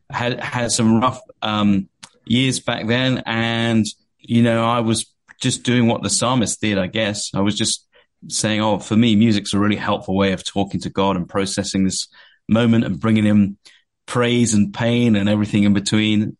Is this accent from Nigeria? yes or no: no; Watford, East of England, United Kingdom; accent: English; moved away as an adult; now in California, United States; I came from a place called Watford, which is uh, a town in England, a bit north of London